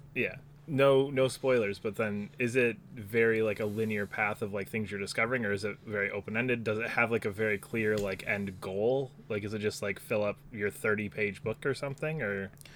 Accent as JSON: {"language": "English", "country": "United States", "said": "we're both American"}